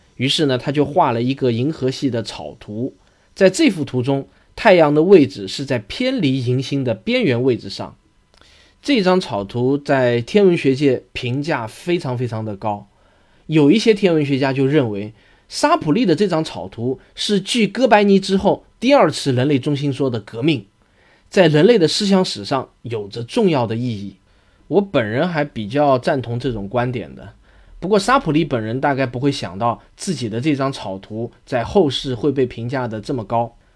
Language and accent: Chinese; China; 我们中国人